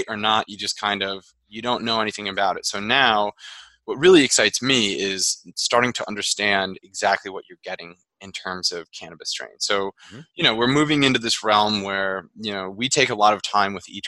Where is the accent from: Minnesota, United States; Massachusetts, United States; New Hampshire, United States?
Massachusetts, United States; the Berkshires; I'm from the Berkshires